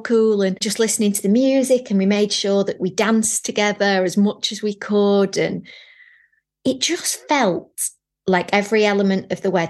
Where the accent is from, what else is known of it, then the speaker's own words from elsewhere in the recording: Manchester, North West England, United Kingdom; we had Manchester tart because I'm from Manchester